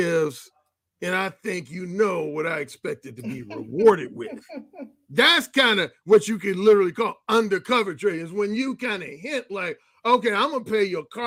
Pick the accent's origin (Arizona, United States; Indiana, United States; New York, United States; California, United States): Indiana, United States; Gary; also born or lived in Mississippi; my hometown of Gary, Indiana